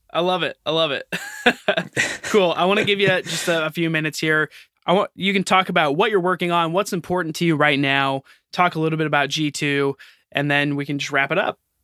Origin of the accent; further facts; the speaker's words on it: United States; I'm American